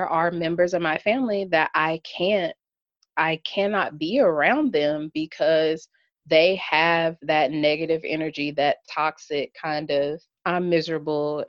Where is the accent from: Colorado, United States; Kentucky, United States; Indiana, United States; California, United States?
Kentucky, United States; I'm from Kentucky